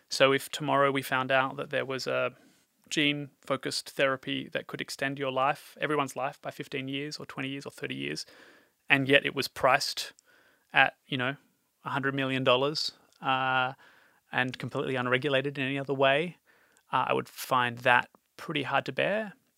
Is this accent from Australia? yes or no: yes; Australia; moved away; also born or lived in Europe; as an Australian working in Europe